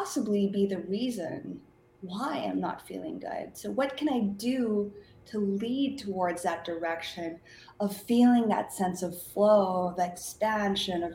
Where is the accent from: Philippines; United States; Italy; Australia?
Philippines; moved away; I grew up in the Philippines